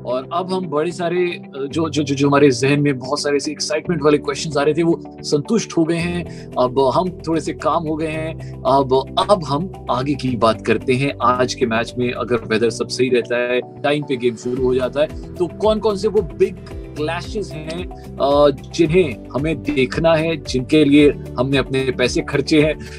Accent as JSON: {"language": "Hindi", "country": "India", "said": "मैं इंडियन हूं"}